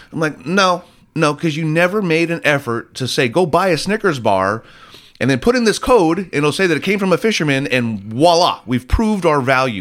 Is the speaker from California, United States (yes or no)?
yes; Laguna Niguel, California, United States; I grew up in Laguna Niguel